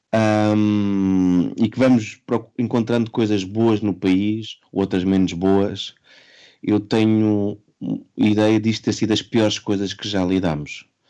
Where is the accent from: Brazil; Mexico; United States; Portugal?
Portugal; enquanto português